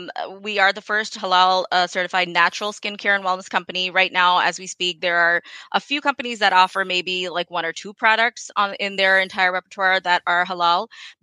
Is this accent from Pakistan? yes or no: yes; Pakistan; born there; And as a person of South Asian descent, I'm Pakistani by birth. I've kind of seen all of this stuff, you know, being used in my home, and I know that it works.